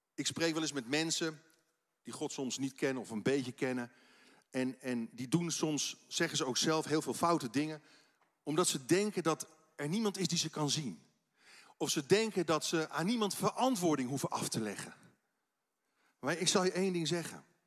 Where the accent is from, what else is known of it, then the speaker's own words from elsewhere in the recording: Netherlands; Als Nederlanders